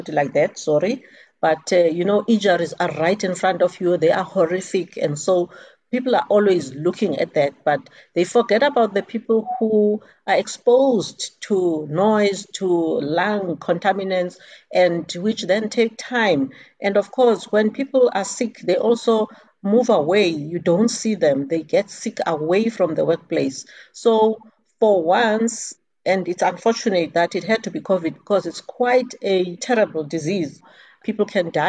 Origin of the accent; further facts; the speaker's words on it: Eastern Cape, South Africa; I'm from the Eastern Cape.